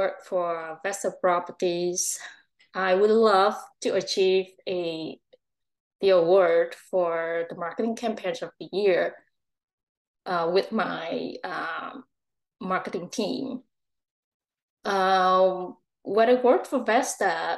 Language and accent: English; Vietnam; moved away as an adult; also born or lived in Ho Chi Minh City, Vietnam; now in Langley, Canada; my hometown, the place that I was born. Is Vietnam